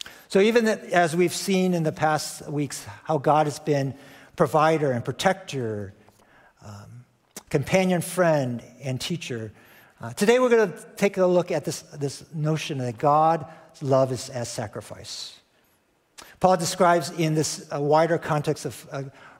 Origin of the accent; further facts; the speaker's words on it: Chicago, Illinois, United States; moved away; Chicago, which is my hometown